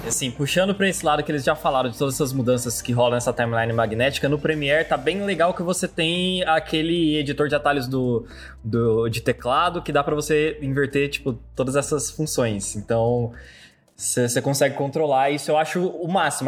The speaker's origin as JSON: {"language": "Portuguese", "town": "Londrina", "region": "Paraná", "country": "Brazil", "said": "eu sou de Londrina"}